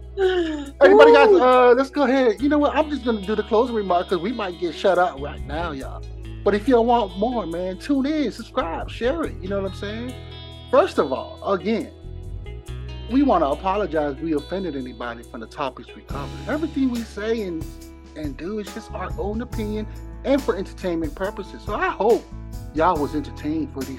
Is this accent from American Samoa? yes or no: yes; American Samoa; now in United States; American Samoa, we're made up of five main islands